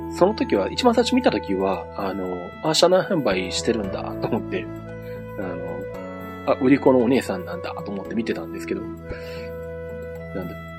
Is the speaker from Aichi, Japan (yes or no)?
yes; Nagoya, Aichi, Japan; もともとあの、名古屋生まれの名古屋育ち